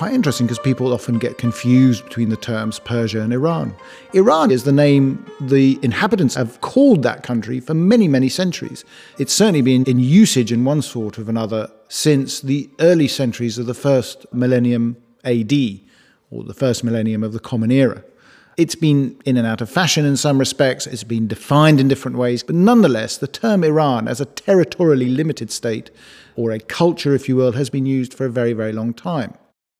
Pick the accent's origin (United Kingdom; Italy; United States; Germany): Italy; Rome, Lazio; born there; also born or lived in Europe; I was born in Rome because my father was an ambassador under the Shah. This is obviously prior to 1979. So I actually spent a good deal of my time living in Europe as a young boy.